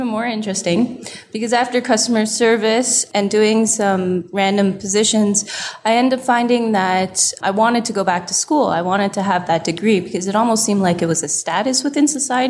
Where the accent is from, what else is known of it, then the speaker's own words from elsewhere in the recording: Toronto, Ontario, Canada; Yeah, different cities, but pretty much like all within the GTA.